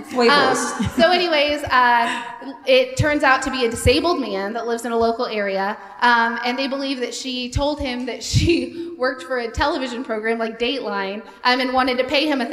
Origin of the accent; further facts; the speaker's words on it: Sedalia, Missouri, United States; I'm from a little town called Sedalia.